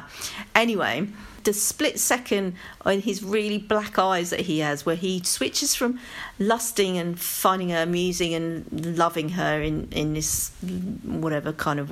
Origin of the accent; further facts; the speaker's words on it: London, United Kingdom; accent: London; it's my London accent